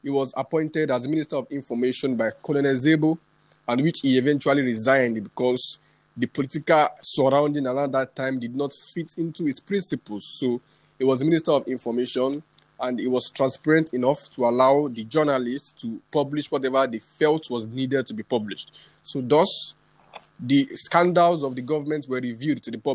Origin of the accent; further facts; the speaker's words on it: Nigeria; I'm a Nigerian indigene